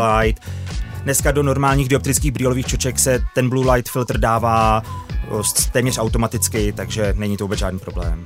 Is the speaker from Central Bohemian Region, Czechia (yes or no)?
yes; Kladno, Central Bohemian Region, Czechia; byla to škola na Kladně a já jsem z Kladna, měl jsem to deset minut z baráku